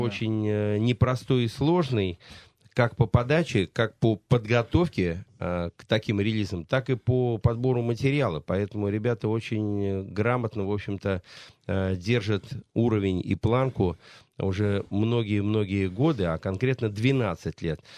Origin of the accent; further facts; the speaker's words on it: Saratov, Saratov Oblast, Russia; Я из Саратова